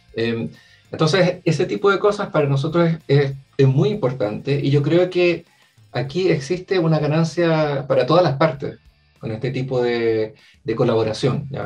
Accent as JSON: {"language": "Spanish", "country": "Chile", "said": "estoy yo también como primer chileno representando la ESO"}